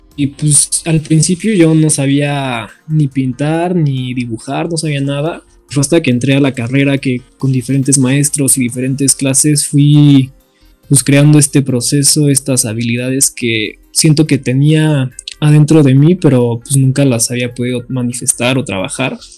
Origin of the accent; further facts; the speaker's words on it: Mexico City, Mexico; soy de la Ciudad de México